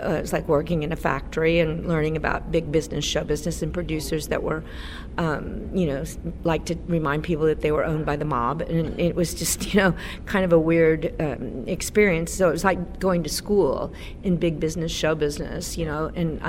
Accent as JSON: {"language": "English", "region": "Texas", "country": "United States", "moved": "yes", "said": "I'm from Texas."}